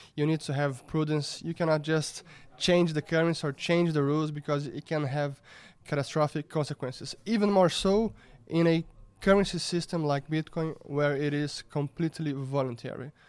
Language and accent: English; Brazil; I was born in Brazil in nineteen eighty, and I grew up here